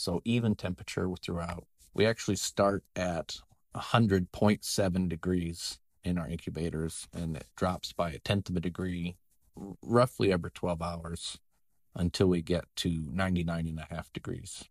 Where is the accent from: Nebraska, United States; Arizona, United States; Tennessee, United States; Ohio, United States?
Nebraska, United States; now in Iowa, United States; I grew up in Nebraska in a small town of about two hundred people